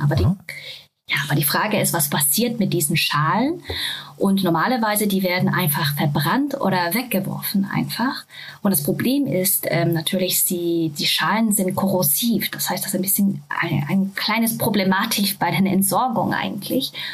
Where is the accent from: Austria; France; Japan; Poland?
Japan; German is a second language; now in Germany; Ich bin ursprünglich aus Japan, das heißt, äh, Deutsch ist leider nicht meine Muttersprache